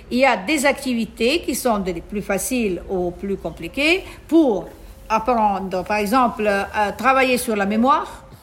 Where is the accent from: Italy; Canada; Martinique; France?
Italy; moved away as an adult; now in Tunisia; je suis italienne d'origine, mais j'ai la nationalité maintenant tunisienne parce que je vis ici depuis 30 ans.